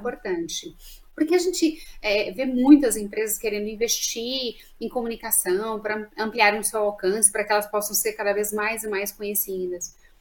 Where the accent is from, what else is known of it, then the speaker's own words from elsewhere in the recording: Minas Gerais, Brazil; accent: mineiro; de Minas para me homenagear, eu não nego meu sotaque aí a minha origem